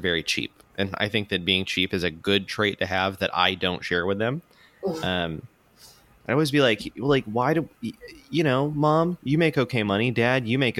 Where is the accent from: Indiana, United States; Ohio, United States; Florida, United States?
Florida, United States; Pensacola; accent: country accent; moved away as an adult; now in Atlanta, United States; I grew up in Pensacola, Florida.